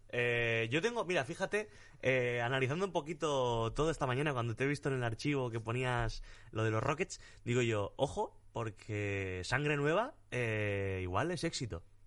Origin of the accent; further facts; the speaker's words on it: Torrecillas de la Tiesa, Extremadura, Spain; mi pueblo en Extremadura, en Torrecillas de la Tiesa